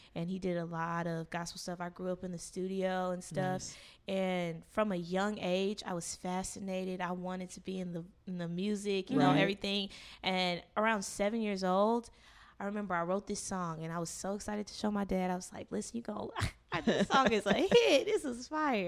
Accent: Dallas, Texas, United States; I am from Dallas, Texas

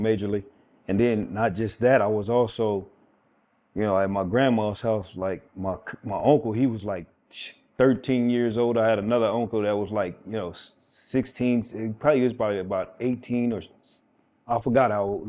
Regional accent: San Bernardino, California, United States; I was originally growing up in San Bernardino

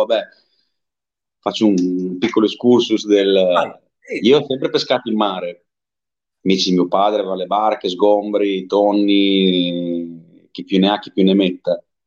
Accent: Emilia-Romagna, Italy; da dove vengo io non abbiamo laghi grossi, abbiamo più che altro cavette

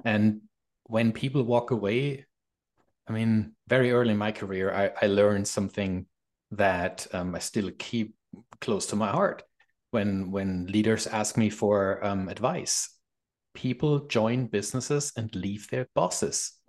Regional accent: Germany; moved away as an adult; now in Canada; I'm from Germany

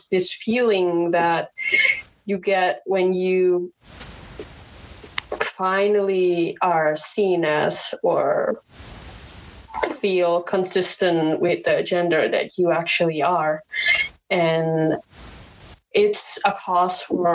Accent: Indonesia; first language Indonesian; English is a second language; moved away as an adult; now in Netherlands; I grew up in Indonesia, it's a pretty conservative culture

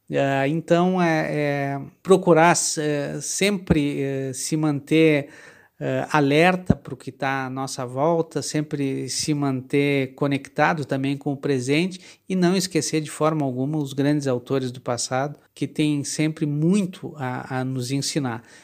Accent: Porto Alegre, Rio Grande do Sul, Brazil; eu sou de Porto Alegre, nasci na safra de 1965

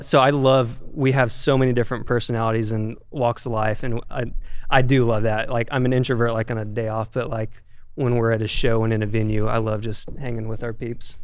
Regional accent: Bentonville, Arkansas, United States; now in Los Angeles, United States; I'm from Bentonville, Arkansas uh, Walmart shout out

